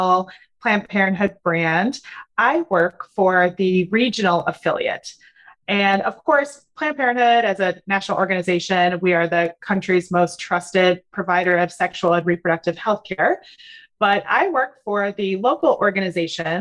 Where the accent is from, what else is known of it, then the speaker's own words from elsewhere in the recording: Wisconsin, United States; moved away as an adult; also born or lived in Spain; now in North Carolina, United States; I am originally from Wisconsin